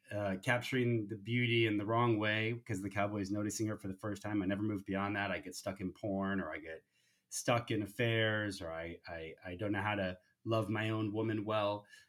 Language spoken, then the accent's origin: English; United States; raised in the United States